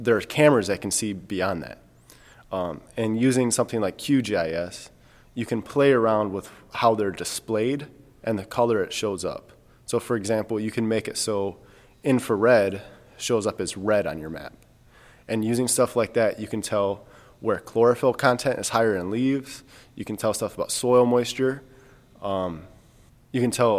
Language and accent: English; Michigan, United States; I'm from Michigan